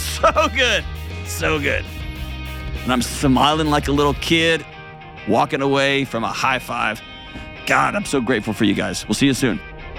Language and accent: English; Houston, Texas, United States; now in Nashville, United States; I grew up going to the punk clubs there in Houston where I grew up and in West Texas out there. And now I live in Nashville